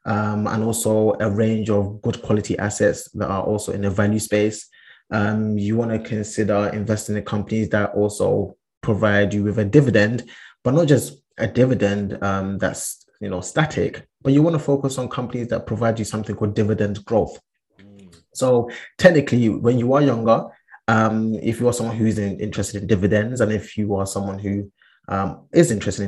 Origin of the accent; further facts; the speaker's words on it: Ghana; Big up my Ghanaians. I am Ghanaian. I was actually born in Ghana as well, but I've been there basically all my life.